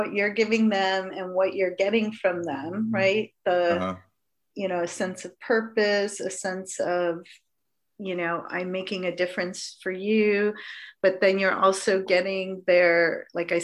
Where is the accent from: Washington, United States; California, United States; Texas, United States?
California, United States; Los Angeles; growing up on the West Side in Los Angeles, which is a pretty posh neighborhood